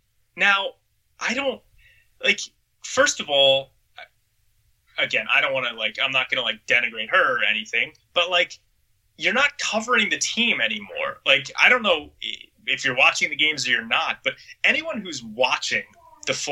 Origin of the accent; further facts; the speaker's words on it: Philadelphia, Pennsylvania, United States; growing up in Philly, listening to WIP all the time